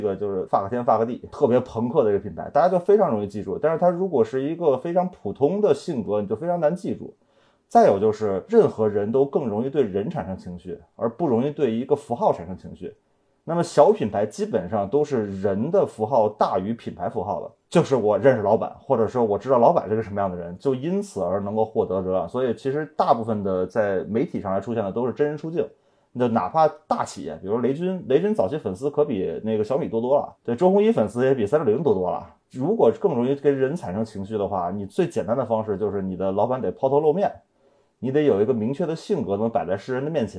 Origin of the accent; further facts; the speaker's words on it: Beijing, China; accent: Beijing; 尽可能的夸张我的北京口音，其实我平时说话不会那么的重，